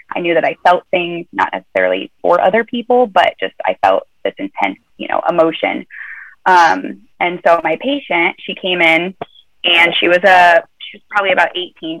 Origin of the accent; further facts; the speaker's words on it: Nebraska, United States; moved away; I'm from Nebraska originally so it's a midwestern you know middle of the country